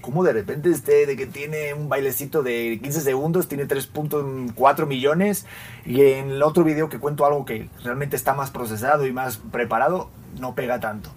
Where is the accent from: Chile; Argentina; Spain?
Spain; moved away as an adult; now in Mexico; yo que soy español, llevo ocho años en México